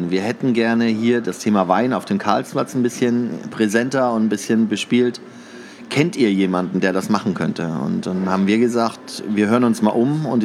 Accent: Northern Germany, Germany; moved away; also born or lived in Canada; Also ich bin Norddeutscher ursprünglich, habe aber sehr lange im Ausland gelebt, bin vor sechs Jahren erst nach Deutschland gekommen.

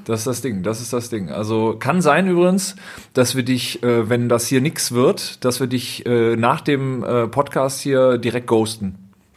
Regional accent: Düsseldorf, North Rhine-Westphalia, Germany; ich bin ja gebürtiger Düsseldorfer

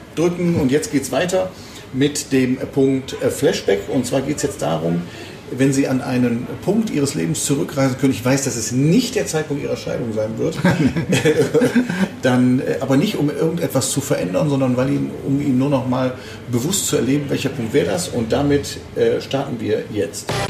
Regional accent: Düsseldorf, North Rhine-Westphalia, Germany; hier in meiner Geburtsstadt

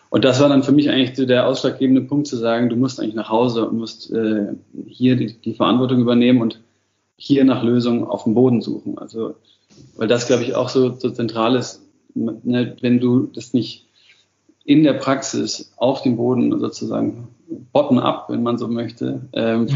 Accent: Madlitz, Brandenburg, Germany; also born or lived in mountains; Und gleichzeitig bin ich halt immer eigentlich in der Natur groß geworden. Also am Anfang äh, in den Bergen und, und, und dann nach der Wende eben immer mehr schon in Madlitz

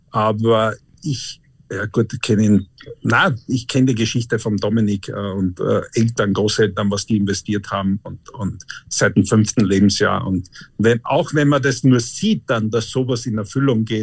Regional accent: Annenheim, Carinthia, Austria; meine Heimat ist halt da unten, ja

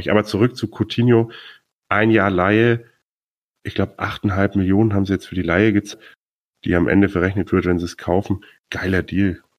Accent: Bremen, Germany; einer Dortmund-Fan, ich als Bremer und ein Bayern-Fan.

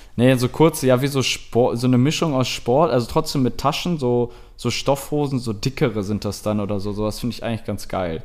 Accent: Germany; ich halt als Deutscher

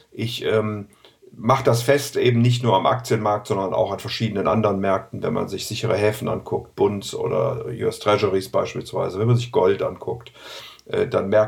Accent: Rhineland, Germany; Ich meine, ich bin ja Rheinländer und insofern habe ich ja Optimismus äh, chromosomal aufgesogen

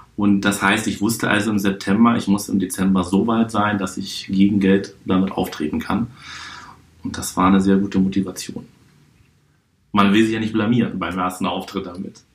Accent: Hamburg, Germany; now in Berlin, Germany; Ich bin geboren in der schönsten Stadt der Welt, Hamburg. Bin seit 2003 Wahlberliner

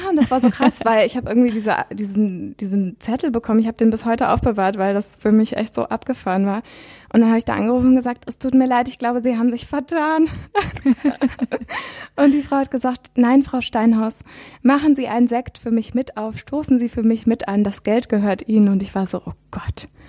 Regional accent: Witten, North Rhine-Westphalia, Germany; moved away as an adult; also born or lived in Bochum; now in Berlin, Germany; in Bochum geboren und in Witten die meiste Zeit aufgewachsen. Ähm, und dann seit ich 20 bin, bin ich in Berlin.

